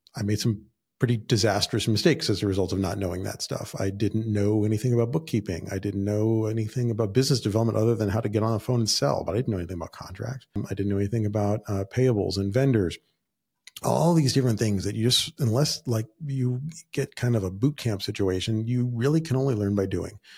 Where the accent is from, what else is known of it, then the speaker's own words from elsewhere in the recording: Southern California, United States; I was born and raised in Southern California